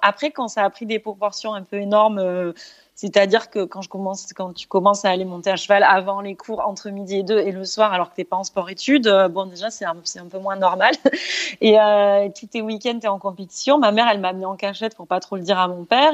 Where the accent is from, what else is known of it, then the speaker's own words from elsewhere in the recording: Brissac, Occitania, France; moved away as an adult; now in Doha, Qatar; j'ai grandi dans les Cévennes, donc à la campagne, euh, dans un petit bled de 300 habitants.